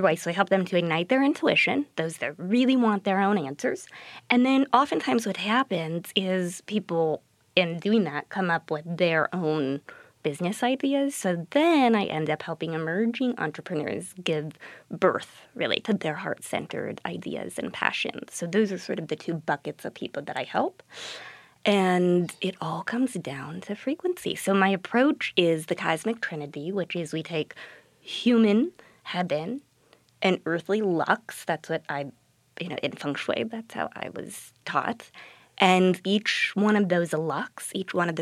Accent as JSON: {"language": "English", "region": "California", "country": "United States", "moved": "as an adult", "lives_now": "St. Louis, United States", "said": "So we're both from California."}